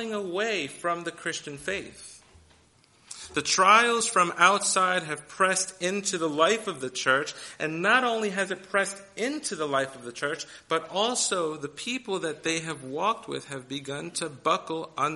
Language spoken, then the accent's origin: English; New York City, New York, United States; I grew up in New York City